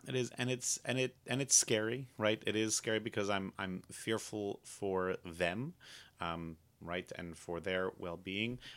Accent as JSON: {"language": "English", "country": "United States", "said": "as an American Jew"}